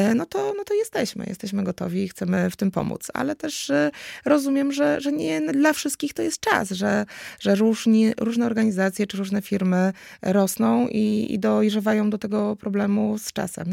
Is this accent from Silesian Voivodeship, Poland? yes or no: no; Kraków, Lesser Poland, Poland; jestem z Nowej Huty z Krakowa